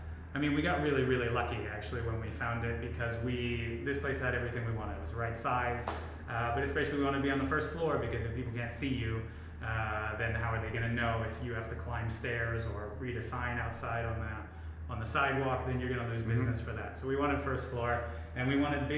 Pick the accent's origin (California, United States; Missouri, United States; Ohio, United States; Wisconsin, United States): Ohio, United States; now in Tokyo, Japan; I'm from Ohio